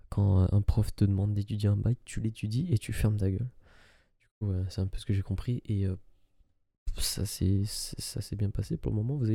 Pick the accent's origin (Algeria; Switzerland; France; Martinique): Algeria; j'avais visité ce parent euh, lors d'un voyage euh, dans mon pays, euh, dans mon pays d'origine, qui est l'Algérie.